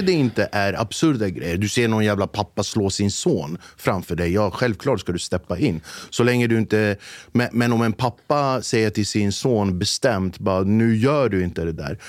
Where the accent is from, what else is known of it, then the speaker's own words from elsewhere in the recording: Flemingsberg, Stockholm County, Sweden; jag är från Flemingsberg